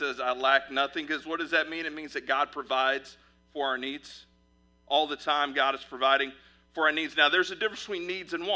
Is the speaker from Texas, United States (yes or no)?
yes; Fort Worth, Texas, United States; now in Midwest, United States; I'm originally from Fort Worth, Texas